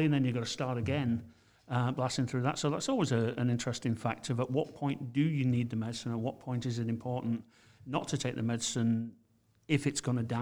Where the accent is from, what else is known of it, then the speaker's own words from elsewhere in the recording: England, United Kingdom; I'm from England